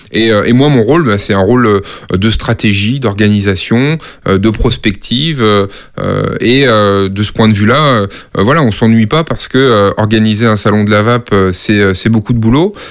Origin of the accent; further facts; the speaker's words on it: Nantes, Pays de la Loire, France; moved away as an adult; also born or lived in Brussels; now in Paris, France; j'ai grandi euh, à Nantes euh, et à côté de Nantes